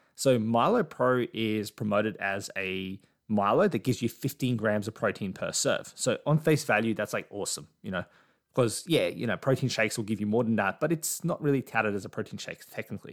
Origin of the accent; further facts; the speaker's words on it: Australia; as an Aussie